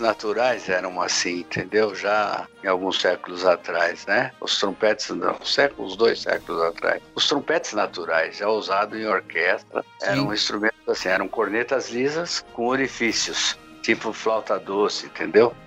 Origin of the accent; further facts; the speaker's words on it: São Paulo, Brazil; also born or lived in Mairiporã; Eu fui nascido e criado na Casa Verde